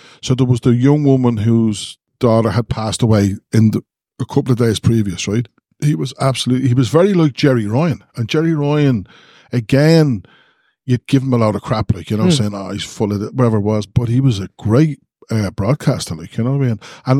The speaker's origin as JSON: {"language": "English", "town": "Kilmore", "country": "Ireland", "said": "He's from Kilmore as well. I'm from Kilmore."}